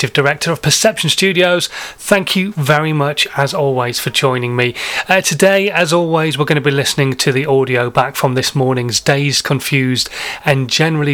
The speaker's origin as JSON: {"language": "English", "region": "Yorkshire and the Humber", "country": "United Kingdom", "said": "as a northerner, as a Yorkshireman"}